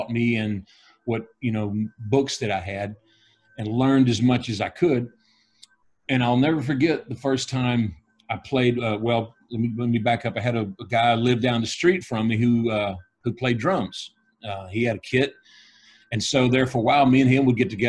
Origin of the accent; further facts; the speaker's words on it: Dallas, Texas, United States; I was born in Dallas, Texas, in November 7th, 1962